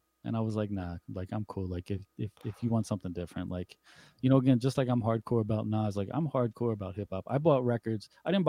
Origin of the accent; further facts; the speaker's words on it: Montgomery County, Maryland, United States; I grew up in Montgomery County.